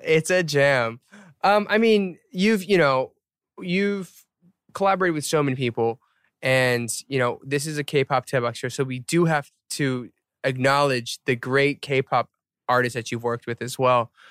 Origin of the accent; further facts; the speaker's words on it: Atlanta, Georgia, United States; I'm from Atlanta.